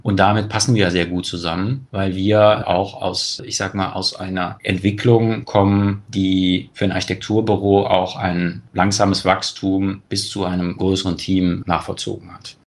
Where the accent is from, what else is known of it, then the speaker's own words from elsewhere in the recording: Cologne, North Rhine-Westphalia, Germany; in Köln schaut, ähm, meine Heimatstadt